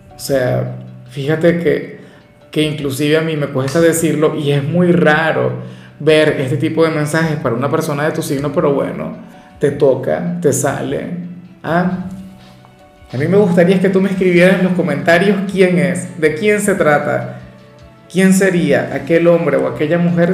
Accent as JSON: {"language": "Spanish", "country": "Venezuela", "said": "a mí en mi país no me seguía casi nadie"}